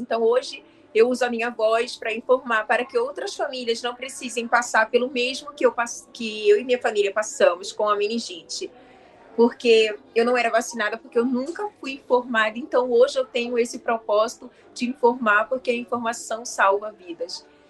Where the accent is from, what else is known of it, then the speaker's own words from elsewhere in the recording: Rio de Janeiro, Brazil; Eu sou do Rio de Janeiro